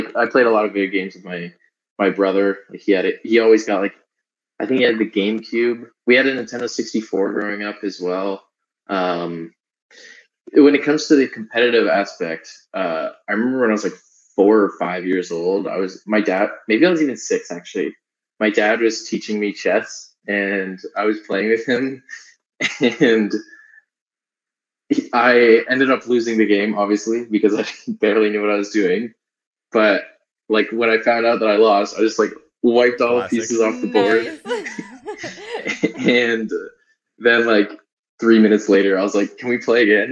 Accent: Whitby, Ontario, Canada; moved away as an adult; also born or lived in Waterloo, Ontario; now in United States; I'm from Whitby, people think it's like super rural area

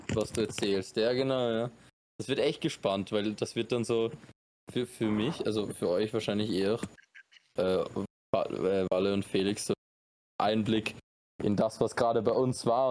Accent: Austria; moved away as an adult; now in Costa Rica; ich bin Österreicher

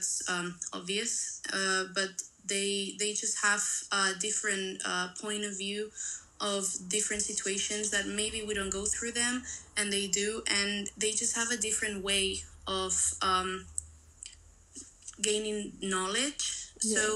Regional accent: Spain; I'm from Spain

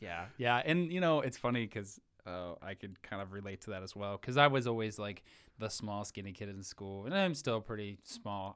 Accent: Wilson, Ohio, United States; born and raised in Wilson, Ohio, uh, so small town nobody's ever heard

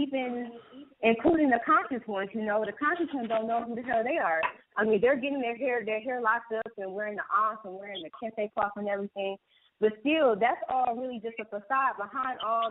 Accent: Detroit, Michigan, United States; born and raised in Detroit

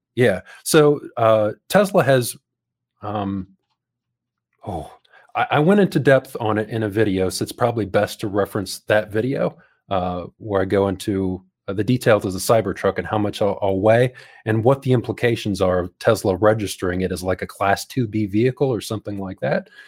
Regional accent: United States; moved away as an adult; now in New Zealand; near my hometown

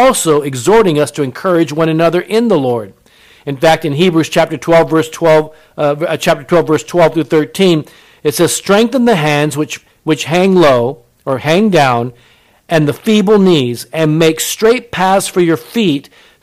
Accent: Japan; I was born in Japan. My mother was Japanese

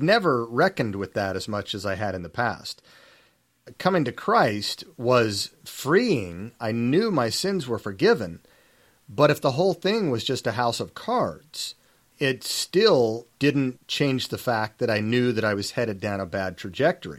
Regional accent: Salt Lake City, Utah, United States; I was born and raised in Salt Lake City, Utah, and knew nothing else

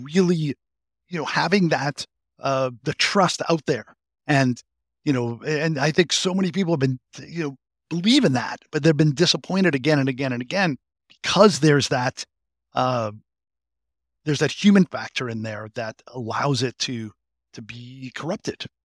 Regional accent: Boston, Massachusetts, United States; I'm a, a fellow New Englander from, from, from, um, from Massachusetts. I'm a masshole from Greater Boston

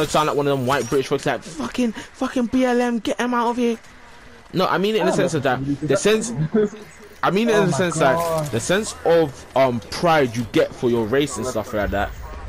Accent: Jamaica; as a Jamaican, I'll be like, the things that make me proud of my skin and stuff like that is my music, my culture

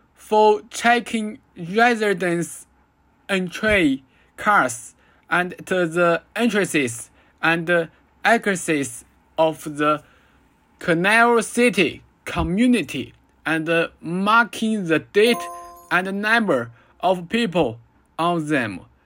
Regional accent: China

